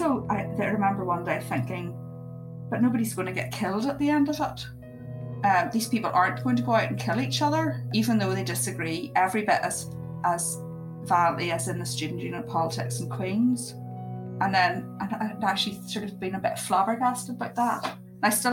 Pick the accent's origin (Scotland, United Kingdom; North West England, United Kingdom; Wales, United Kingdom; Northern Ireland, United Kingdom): Northern Ireland, United Kingdom; accent: regional accent; moved away as an adult; also born or lived in England; in Northern Ireland, people could place me almost down to my street by my accent and how middle class it was or wasn't